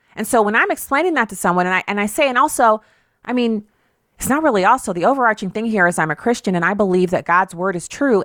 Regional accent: United States; I was born in this country, as was my father, my father's father, father's father's father, and the same thing on my mother's side

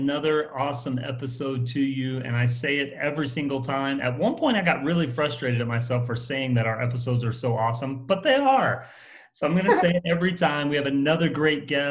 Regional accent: the South, United States; I'm kind of from the South

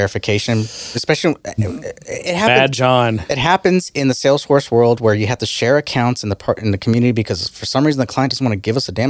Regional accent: Texas, United States; I'm from Texas.

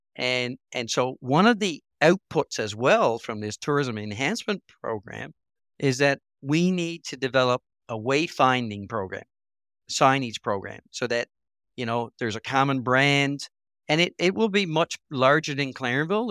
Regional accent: Port Blandford, Newfoundland and Labrador, Canada; places like Port Blanford or, which is at my hometown

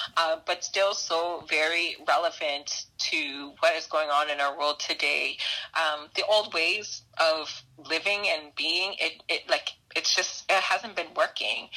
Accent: Brampton, Ontario, Canada; I grew up in Brampton, so Peel is like my hood

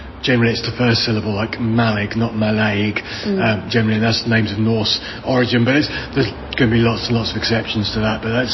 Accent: England, United Kingdom; I'm English myself

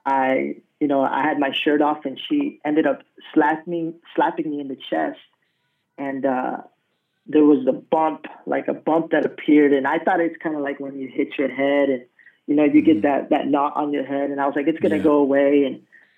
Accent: Colorado, United States; also born or lived in San Antonio, Texas; now in Rio Grande Valley, United States; I'm originally from Colorado. That's where I was raised

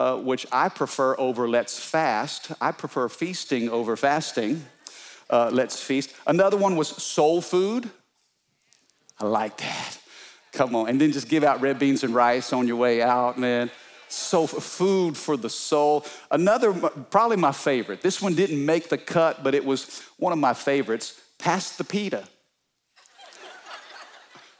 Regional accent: Midwest, United States; now in Louisiana, United States; I'm a boy from the Midwest

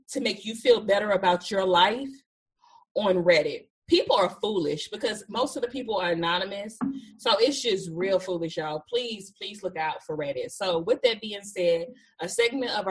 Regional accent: Batesburg, South Carolina, United States; the great town of Batesburg, South Carolina

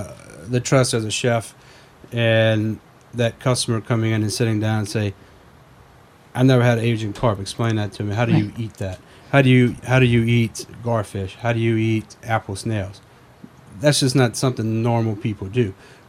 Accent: Louisiana, United States; You know, growing up, you know, in South Louisiana, everybody eats.

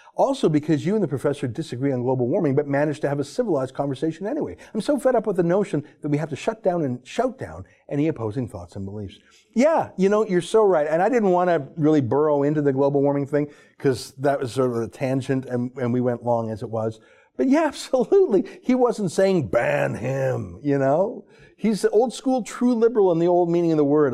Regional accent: Calgary, Alberta, Canada; I grew up in Calgary

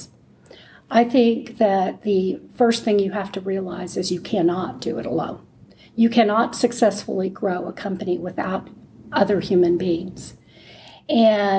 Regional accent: San Antonio, Texas, United States; I grew up in San Antonio, Texas

